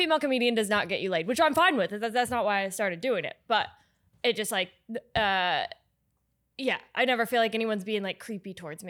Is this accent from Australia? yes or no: no; Liberty, Indiana, United States; Liberty, Indiana.